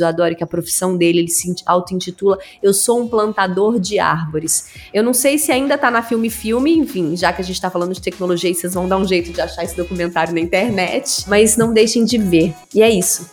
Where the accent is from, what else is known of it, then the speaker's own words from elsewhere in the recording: Araguari, Minas Gerais, Brazil; moved away; Eu sou de Minas, do interior de Minas